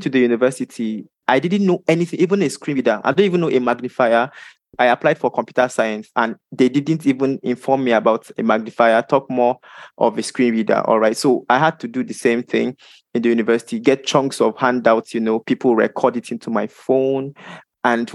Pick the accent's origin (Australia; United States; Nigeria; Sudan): Nigeria; I am from Nigeria